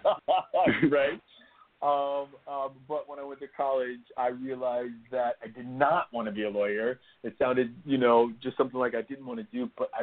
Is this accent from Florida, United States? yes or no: yes; Homestead, Florida, United States; You know, I grew up in Miami, Florida, on a place called Homestead Air Force Base, which is no longer there.